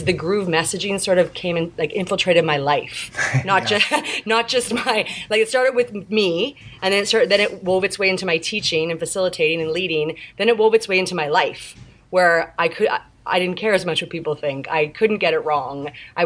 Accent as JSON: {"language": "English", "country": "Canada", "said": "from Canada"}